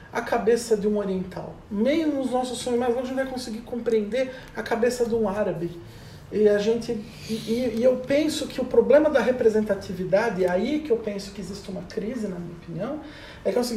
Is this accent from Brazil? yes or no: yes; Brazil; E essa deixou de ser a nossa preocupação enquanto brasileiro há